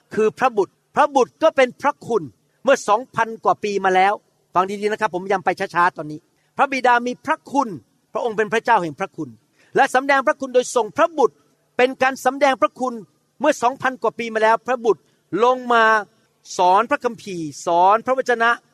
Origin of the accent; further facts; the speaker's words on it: Thailand; ผมเป็นคนไทยผมพูดภาษาไทย